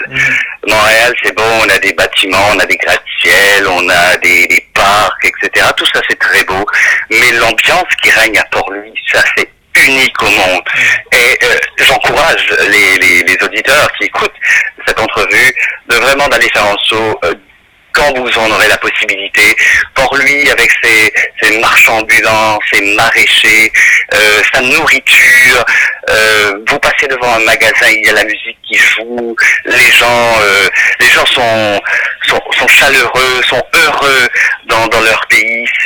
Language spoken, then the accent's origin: French; Mauritius; now in Canada; vu que moi j'ai grandi, je suis né aussi à l'île Maurice, euh, il y a toujours une part, même si euh, je suis canadien aujourd'hui